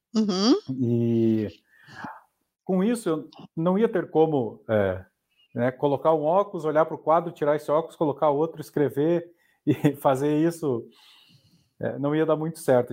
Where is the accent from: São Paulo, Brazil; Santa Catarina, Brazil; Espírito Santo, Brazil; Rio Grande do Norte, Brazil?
Santa Catarina, Brazil; Porto União; moved away; also born or lived in Curitiba; eu sou de Porto União, União da Vitória, ali na divisa do Paraná